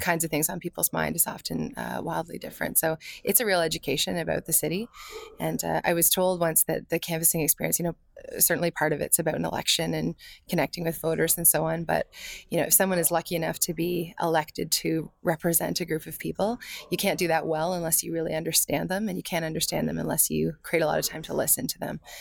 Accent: London, Ontario, Canada; I am a Londoner.

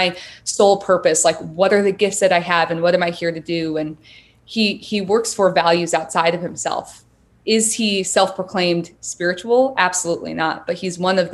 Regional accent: Grand Rapids, Michigan, United States; I was raised in the Midwest in Michigan

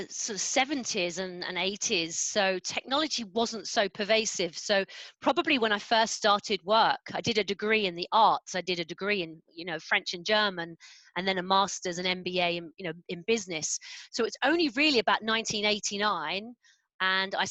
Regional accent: London, United Kingdom; now in Tunbridge Wells, United Kingdom; I'm a Londoner. I grew up in North London.

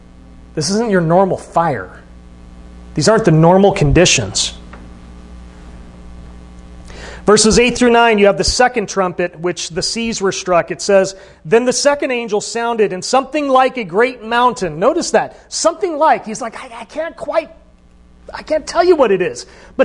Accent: Arizona, United States; I came from Arizona, and right now there's a big fire going on, you know, in northern Arizona.

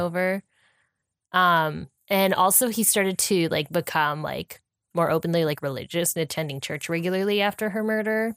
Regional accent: California, United States; We're from California

